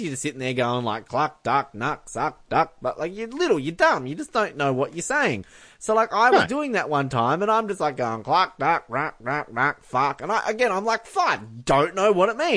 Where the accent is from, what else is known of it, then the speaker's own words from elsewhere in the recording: Australia; I'm Australian. I'm proud of it.